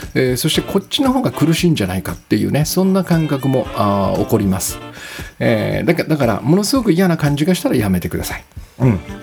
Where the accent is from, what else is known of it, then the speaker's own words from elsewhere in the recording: Kisarazu, Chiba, Japan; moved away; 私の実家が千葉のね君津という場所で、まあ、木更津かな今はうん木更津という場所で